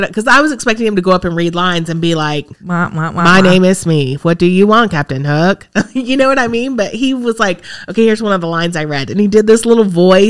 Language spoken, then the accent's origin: English; Massachusetts, United States; moved away as an adult; now in Webster, United States; I grew up in Massachusetts, 33 years, met the love of my life, and he moved me to Webster, New York, 19 years.